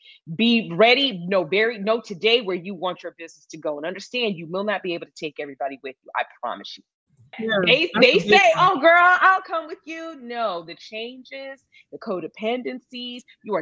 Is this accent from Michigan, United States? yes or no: yes; Michigan, United States; moved away as an adult; also born or lived in New York City, United States; now in Dallas, United States; I was born and raised in Michigan. And I lived in New York for 10 years